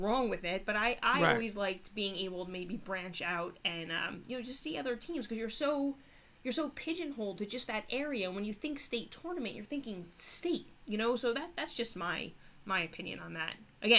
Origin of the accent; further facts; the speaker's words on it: Essex County, New Jersey, United States; also born or lived in Morris County, New Jersey; I feel like I grew up in Essex County. I coached in Morris County